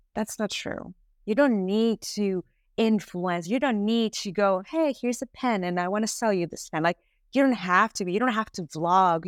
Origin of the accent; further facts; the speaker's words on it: Venezuela; moved away as an adult; now in United States; I am originally from Venezuela. I've been here in the United States for almost thirteen years